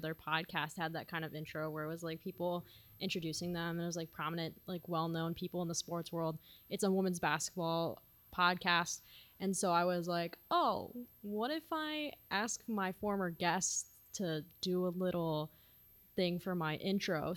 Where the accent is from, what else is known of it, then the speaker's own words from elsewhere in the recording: Bolingbrook, Illinois, United States; I'm from Bolingbrook